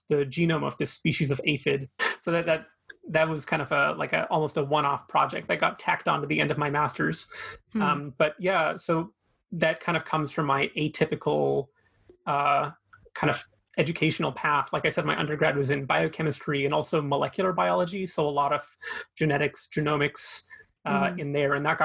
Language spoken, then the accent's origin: English; Fraser Valley, British Columbia, Canada; also born or lived in Vancouver, Canada; I grew up in the Fraser Valley, so only about an hour east of Vancouver. So I'm a local guy.